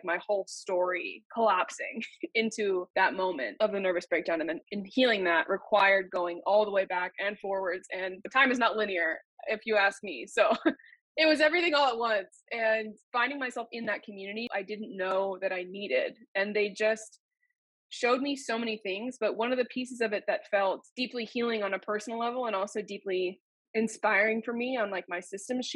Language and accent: English; Maine, United States; moved away; I am originally from Maine